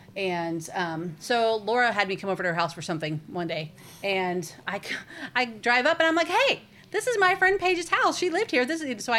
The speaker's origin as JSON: {"language": "English", "town": "Plano", "region": "Texas", "country": "United States", "tie": "born or raised there", "said": "I grew up in Plano and my whole life lived in the same house from the time I was 6 until I graduated high school."}